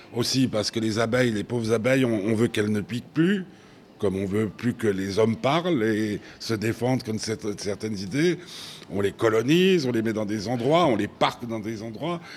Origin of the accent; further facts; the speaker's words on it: Switzerland; chez nous, hein, chez nous en Suisse